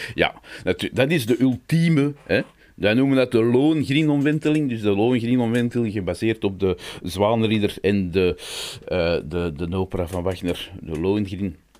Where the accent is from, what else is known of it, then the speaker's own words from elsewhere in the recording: Belgium; we zijn Brabanders